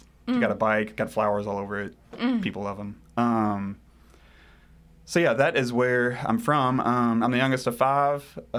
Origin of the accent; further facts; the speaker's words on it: Cynthiana, Kentucky, United States; But I grew up here in Central Kentucky, Cynthiana to be exact, if anyone knows where that is or has heard of it. Yeah, rural Kentucky